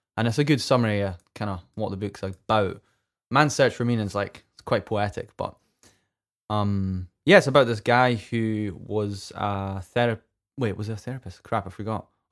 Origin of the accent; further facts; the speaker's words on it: Scotland, United Kingdom; I'm, I'm Scottish and I don't pronounce my T's.